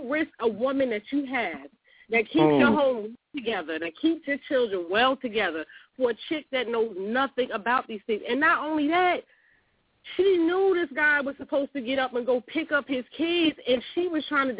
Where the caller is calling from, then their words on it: San Antonio, Texas, United States; I'm calling from San Antonio, Texas.